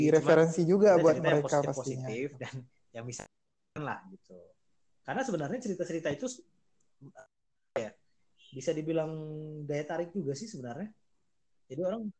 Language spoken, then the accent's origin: Indonesian; Aceh, Indonesia; Jadi kalau misalnya aku dari Aceh nih, pasti kan pertanyaan-pertanyaannya udah ketebak ya.